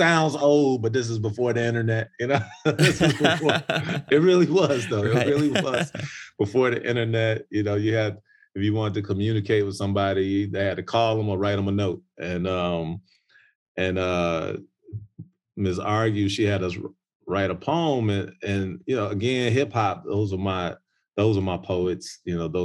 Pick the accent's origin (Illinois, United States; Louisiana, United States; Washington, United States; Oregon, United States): Illinois, United States; Chicago; I'm from Chicago, Chi-Town